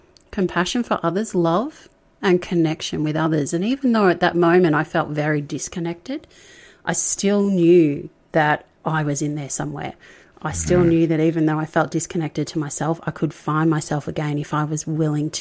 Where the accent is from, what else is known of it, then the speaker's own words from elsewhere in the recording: Melbourne, Victoria, Australia; also born or lived in Sydney / rural New South Wales; now in New South Wales, Australia; I'm not originally from Sydney. I'm from Melbourne. And Melburnians, as we call ourselves